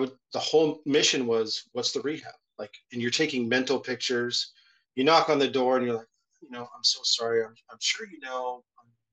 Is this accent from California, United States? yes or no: yes; Southern California, United States; also born or lived in North Carolina; now in Hawaii, United States; I'm from SoCal